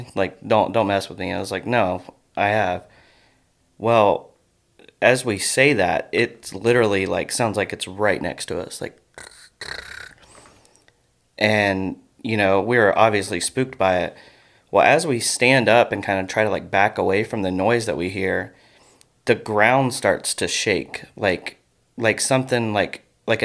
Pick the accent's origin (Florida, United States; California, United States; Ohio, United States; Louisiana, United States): Ohio, United States; Fairborn; I grew up in Fairborn, which is really close to Yellow Springs